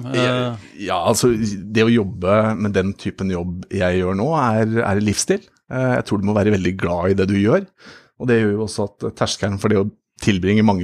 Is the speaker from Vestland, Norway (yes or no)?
no; Tynset, Innlandet, Norway; born there; jeg er født på Tynset som Solan Gundersen.